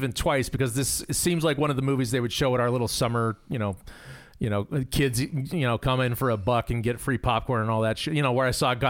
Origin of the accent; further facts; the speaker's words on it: Arizona, United States; So I'm from Arizona, folks.